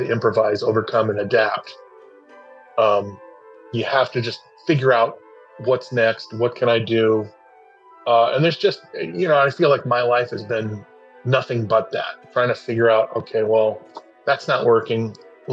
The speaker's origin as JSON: {"language": "English", "town": "Los Angeles", "region": "California", "country": "United States", "tie": "born or raised there", "said": "I grew up in Los Angeles area in the United States"}